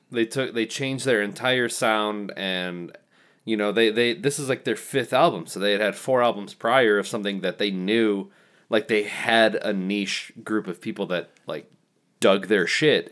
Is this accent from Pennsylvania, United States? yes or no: no; Kalamazoo, Michigan, United States; we're from Kalamazoo